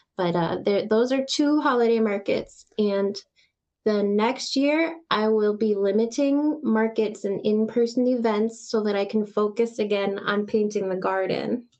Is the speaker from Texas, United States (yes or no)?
yes; Texas, United States; moved away; I was born in Texas